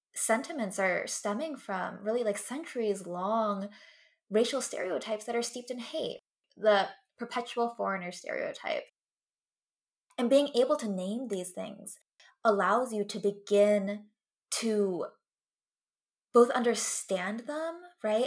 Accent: West Coast, United States; first language English; I grew up in the West Coast

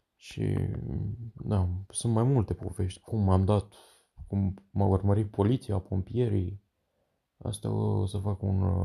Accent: Pitești, Argeș, Romania; sunt din Pitești, Argeș

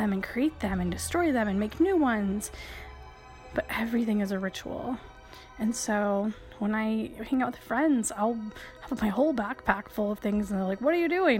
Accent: Michigan, United States; I grew up in Michigan.

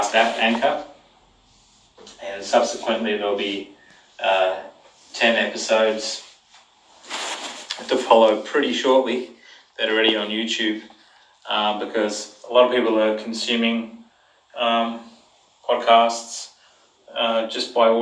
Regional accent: Brisbane, Queensland, Australia; I'm from Brisbane, Australia

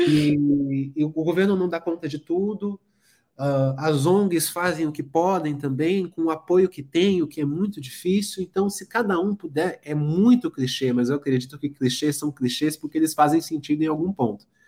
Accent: São Paulo, Brazil; Sou nascido aqui em São Paulo, nascido e criado em São Paulo, moro aqui até hoje

